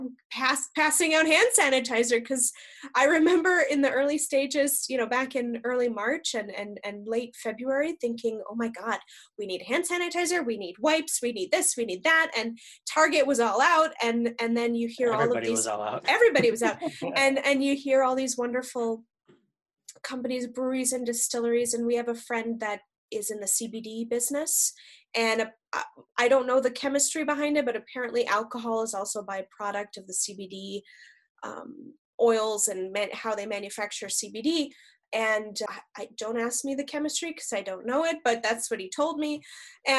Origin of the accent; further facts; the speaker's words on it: East Coast, United States; moved away as an adult; also born or lived in El Paso, Texas; now in Minnesota, United States; I grew up mostly on the East Coast